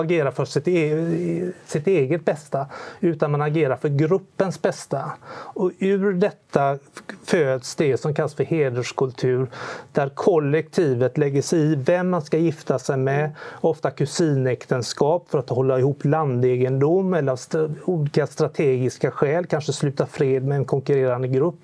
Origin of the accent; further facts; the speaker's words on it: Sweden; vi svenskar